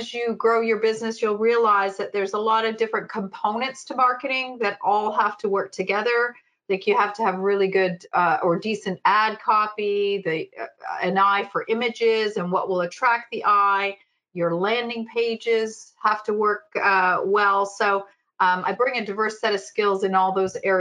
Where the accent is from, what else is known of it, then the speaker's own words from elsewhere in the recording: Canada; I'm a Canadian gal